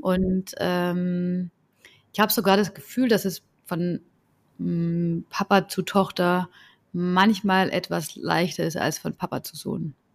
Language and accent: German; Southern Germany, Germany; Dann sage ich, ja, aus, aus Süddeutschland